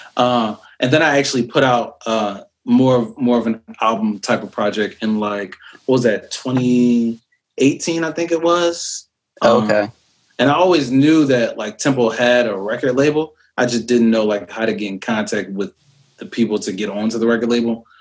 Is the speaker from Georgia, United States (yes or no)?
no; New York City, New York, United States; moved away; also born or lived in Philadelphia; I lived in Brooklyn and mm. uh, Lil Kim actually used to live across